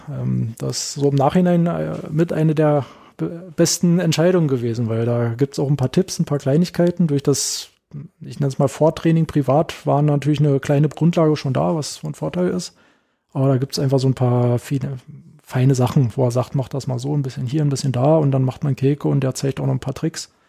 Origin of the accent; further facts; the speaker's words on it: Berlin, Germany; so ganz beiläufig ein bisschen gefragt, wo ich herkomme, soll ich, na hier aus Berlin äh, und so weiter und so fort.